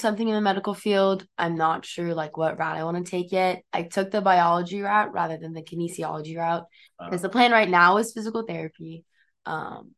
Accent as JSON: {"language": "English", "town": "San Antonio", "region": "Texas", "country": "United States", "moved": "as an adult", "said": "I'm from San Antonio, Texas"}